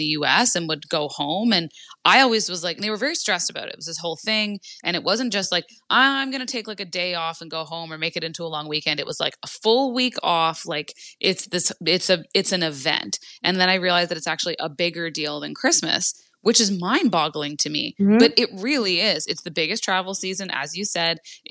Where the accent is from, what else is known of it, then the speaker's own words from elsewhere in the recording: Canada; as a Canadian